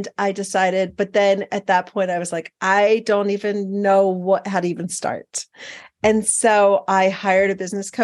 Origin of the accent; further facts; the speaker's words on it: Philadelphia, Pennsylvania, United States; moved away as an adult; also born or lived in Montana; now in Billings, United States; I'm originally from Philadelphia, Pennsylvania, or the suburbs